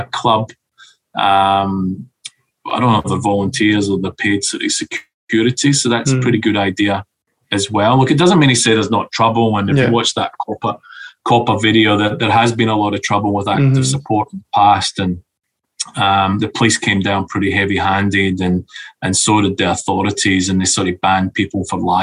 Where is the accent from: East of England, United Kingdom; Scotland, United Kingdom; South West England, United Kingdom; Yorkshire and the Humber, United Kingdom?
Scotland, United Kingdom; now in Australia; I'm Scottish, not Australian.